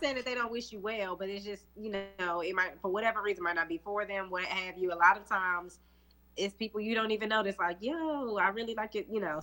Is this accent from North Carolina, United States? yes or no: yes; Charlotte, North Carolina, United States; I'm from Charlotte